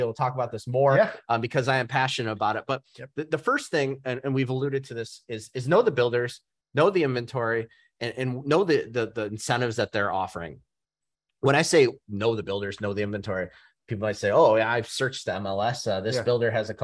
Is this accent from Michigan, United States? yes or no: yes; Novi, Michigan, United States; now in South Lyon, United States; I live in South Lyon. Mm-hmm. I know I grew up in Novi. My area is here in Metro Detroit